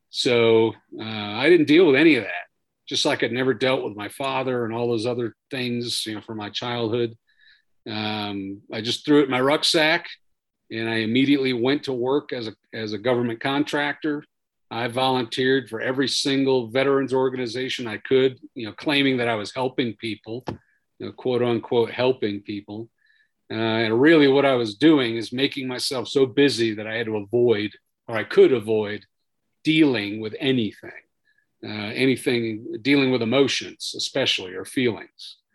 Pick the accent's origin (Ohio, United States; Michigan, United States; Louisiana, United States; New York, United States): New York, United States; born there; So I was born on Long Island, way out on Long Island, New York, back in 1970.